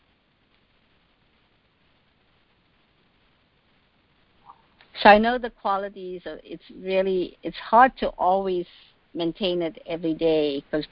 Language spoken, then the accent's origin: English; South Africa; now in Washington, D.C., United States; I grew up in South Africa, actually. My great-great-great-grandparents migrated to South Africa, so I was born and raised in South Africa